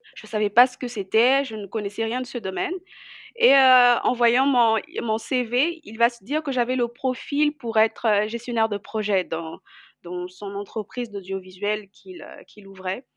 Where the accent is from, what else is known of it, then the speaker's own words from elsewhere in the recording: Brazzaville, Republic of the Congo; also born or lived in Kinshasa / Pointe-Noire; Je suis née à Kinshasa et ensuite euh, j'ai grandi à Brazzaville